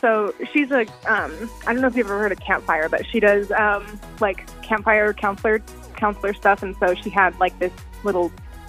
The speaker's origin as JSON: {"language": "English", "region": "Central Oregon", "country": "United States", "moved": "yes", "said": "I'm from Central Oregon, so being newly, drinkable age, I'm 22, but I haven't lived in Central Oregon for a while"}